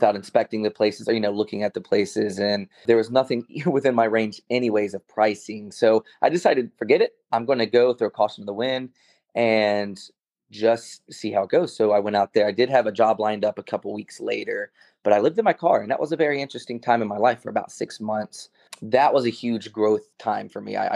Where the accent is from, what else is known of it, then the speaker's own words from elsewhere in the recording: North Carolina, United States; moved away as an adult; also born or lived in Baltimore, Maryland / Los Angeles; So I grew up in North Carolina. I was born in Baltimore, but very early on, we moved to North Carolina, and there we stayed